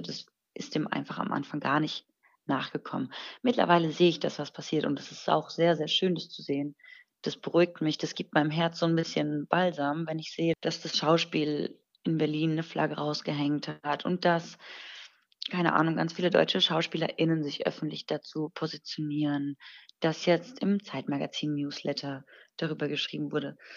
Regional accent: Iran; moved away; mich so öffentlich hinzustellen und ähm, zu positionieren als Iranerin im Ausland.

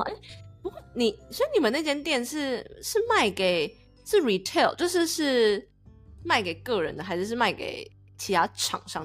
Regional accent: Taiwan; now in United States; 我们台湾人申请 S S N

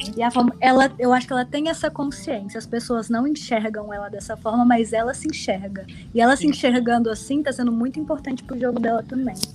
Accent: Uberlândia, Minas Gerais, Brazil; now in Belo Horizonte, Brazil; eu sou de lá, não moro lá, moro em BH, mas eu sou de lá

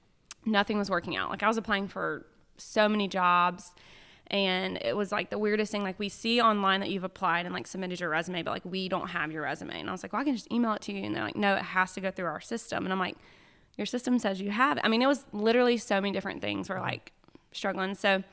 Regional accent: Anderson, South Carolina, United States; So I'm like from Anderson, but I tell people all the time, I probably know your parents.

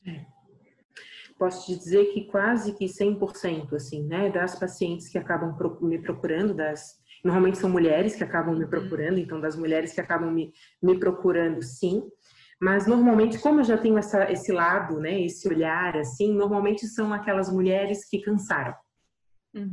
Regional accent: Florianópolis, Santa Catarina, Brazil; eu sou aqui de Florianópolis

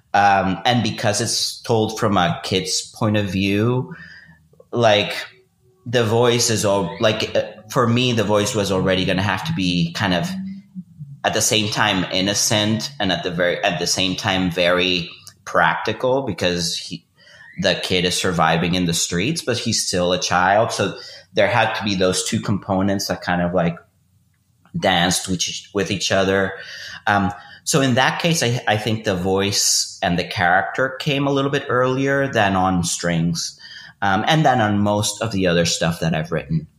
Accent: Venezuela; moved away as an adult; also born or lived in Austin; I grew up in Venezuela, went to high school and college there, and I moved to Austin in 2006

